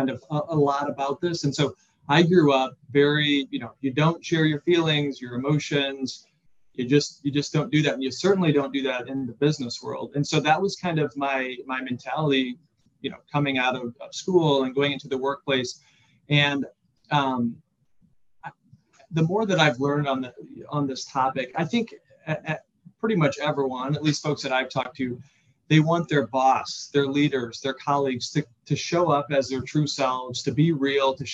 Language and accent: English; Central Illinois, United States; also born or lived in Chicago; I grew up in Central Illinois